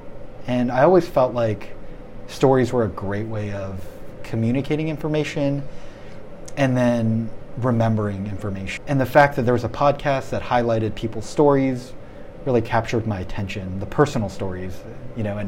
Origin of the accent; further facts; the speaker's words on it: Maryland, United States; moved away as an adult; now in Chicago, United States; I grew up in Maryland, the D.C. area for 16 years or so. And then I moved to Chicago